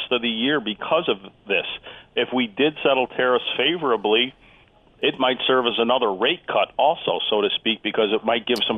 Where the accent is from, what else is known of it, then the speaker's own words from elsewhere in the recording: Chicago, Illinois, United States; Well, I grew up right near Wrigley Field, but I was raised right, so I'm a White Sox fan.